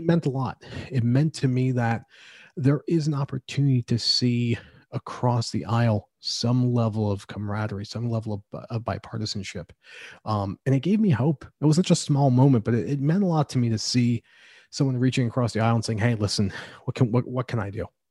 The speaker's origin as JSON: {"language": "English", "country": "United States", "lives_now": "Pennsylvania, United States", "said": "as an American"}